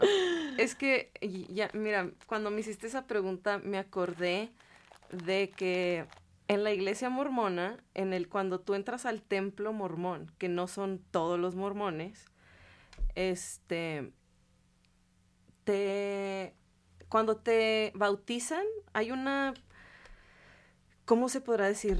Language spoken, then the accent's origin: Spanish; Ciudad Juárez, Chihuahua, Mexico; moved away; also born or lived in Salt Lake City; soy de Ciudad Juárez, Chihuahua, del norte.